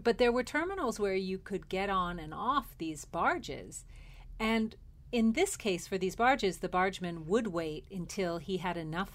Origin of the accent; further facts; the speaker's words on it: New York, United States; growing up in New York